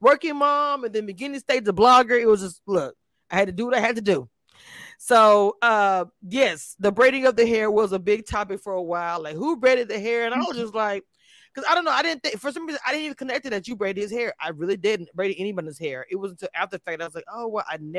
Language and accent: English; Louisiana, United States; I'm from Louisiana